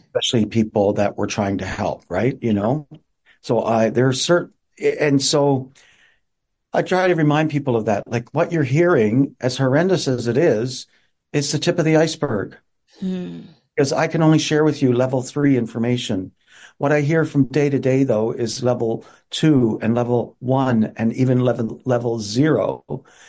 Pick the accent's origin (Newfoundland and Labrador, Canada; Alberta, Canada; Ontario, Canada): Newfoundland and Labrador, Canada; moved away; also born or lived in Montreal / Regina, Saskatchewan; I grew up on the East Coast in Newfoundland